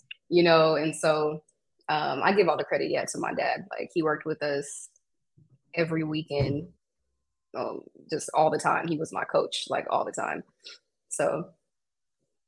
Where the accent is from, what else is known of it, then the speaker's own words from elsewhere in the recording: West Covina, California, United States; now in Rancho Cucamonga, United States; I'm from Southern California. So I grew up in West Covina, which is, if you're not from California, you probably don't know where that is, but it's in LA County